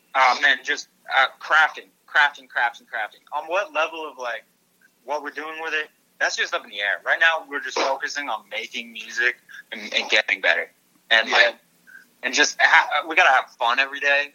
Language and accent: English; Burlington, Vermont, United States; we're from Burlington, Vermont originally